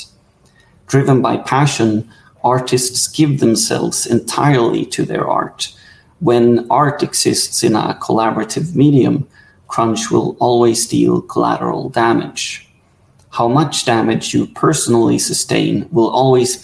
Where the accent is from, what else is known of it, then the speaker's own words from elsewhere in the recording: Sweden; I'm from Sweden